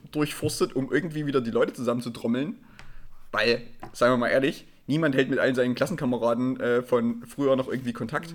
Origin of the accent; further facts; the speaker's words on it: Erzgebirge, Saxony, Germany; ich komme ja auch aus dem Erzgebirge